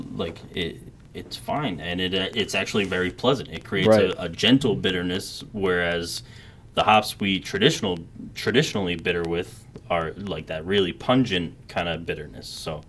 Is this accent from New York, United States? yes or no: yes; New York, United States; moved away; I'm from New York originally.